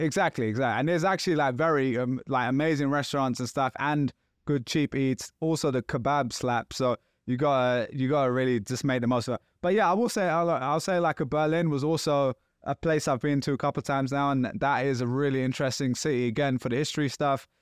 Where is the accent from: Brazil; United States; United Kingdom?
United Kingdom; London; I'm from London